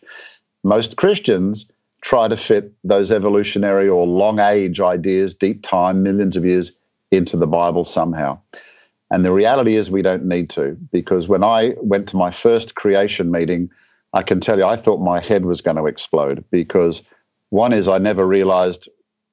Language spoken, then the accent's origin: English; Australia; moved away as an adult; now in Atlanta, United States; I'm actually from a bit further south originally. My home country is Australia.